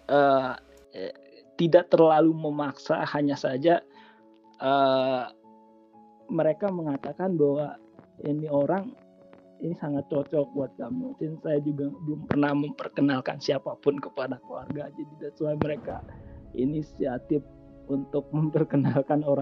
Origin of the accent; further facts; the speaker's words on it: Indonesia; karena saya berasal dari Indonesia families come first